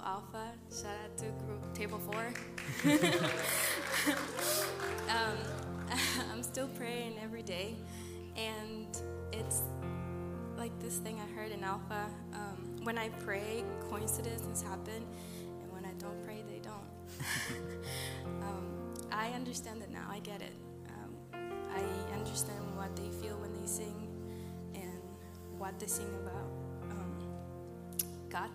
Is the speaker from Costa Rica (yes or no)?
yes; Costa Rica; moved away; I'm from Costa Rica.